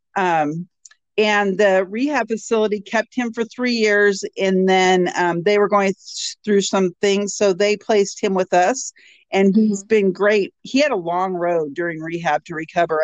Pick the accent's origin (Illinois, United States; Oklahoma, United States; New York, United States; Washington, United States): Washington, United States; moved away as an adult; now in Alaska, United States; I'm from Washington State